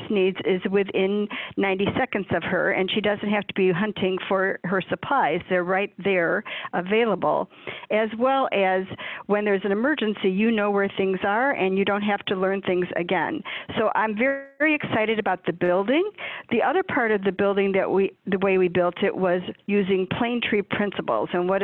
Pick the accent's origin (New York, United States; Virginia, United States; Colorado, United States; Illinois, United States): Illinois, United States; Chicago; I am from the Chicagoland area my entire life, never lived anywhere else